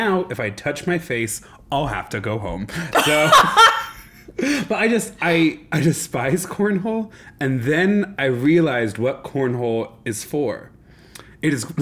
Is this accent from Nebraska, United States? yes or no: yes; Nebraska, United States; now in Denver, United States; I grew up in Nebraska